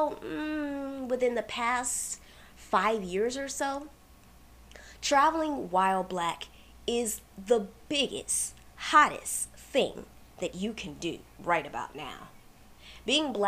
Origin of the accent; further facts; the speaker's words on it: Washington, D.C. area, Prince George's County, Maryland, United States; I grew up in the Washington, D.C. area in Prince George's County